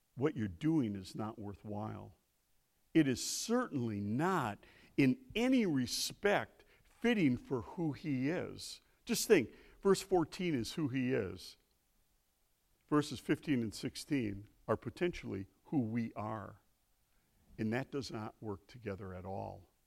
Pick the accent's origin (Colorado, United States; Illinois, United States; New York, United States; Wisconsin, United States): Wisconsin, United States; Milwaukee; I'm from Milwaukee